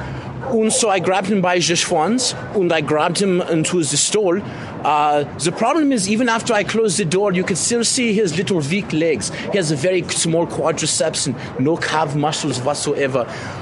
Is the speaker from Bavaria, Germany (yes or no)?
yes; Munich, Bavaria, Germany; English is a second language; also born or lived in Berlin; now in San Francisco, United States; Where originally I'm from Munich, but I was living in the Berlin for the last 10 years or so, yeah.